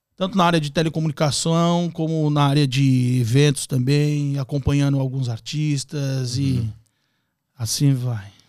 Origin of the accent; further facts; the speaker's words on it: São Paulo, Brazil; moved away as an adult; now in Orlando, United States; Nasci em São Paulo, capital é, me criei na zona norte de São Paulo, depois migrei para a zona leste